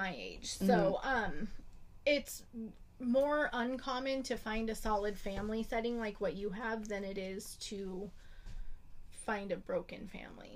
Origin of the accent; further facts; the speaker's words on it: Idaho, United States; I'm from Idaho, where we literally have like 5% of our population is black